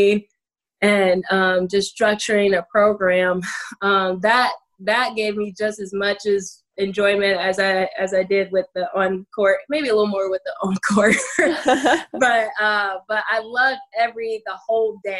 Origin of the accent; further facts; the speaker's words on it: Toledo, Ohio, United States; I'm from Toledo, Ohio